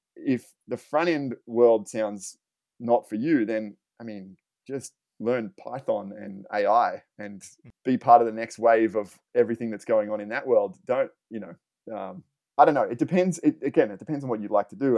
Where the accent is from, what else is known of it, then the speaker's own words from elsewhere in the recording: Australia; now in Los Angeles, United States; I'm from Australia and I, and I live in Los Angeles now